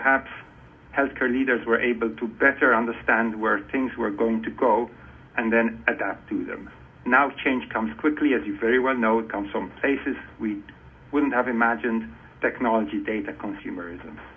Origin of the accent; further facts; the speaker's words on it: Malta; moved away as an adult; now in United States; I was born and raised in Malta